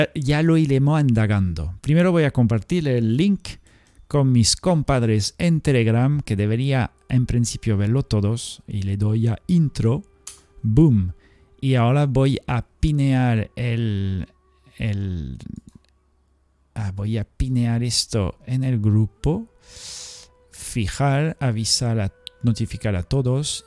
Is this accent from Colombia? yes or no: no; Spain; nosotros tenemos Andalucía y, la zona, yo qué sé, por la eh, Cataluña